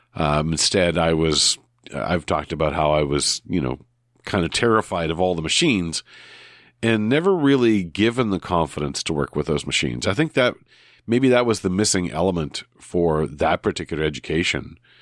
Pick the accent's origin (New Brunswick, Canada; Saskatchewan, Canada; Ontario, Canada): New Brunswick, Canada; growing up in New Brunswick, not near, not far from the border